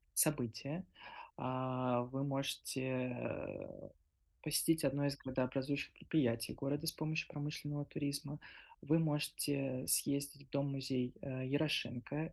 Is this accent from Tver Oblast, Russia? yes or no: no; Stary Oskol, Belgorod Oblast, Russia; как э, коренной старооскольницы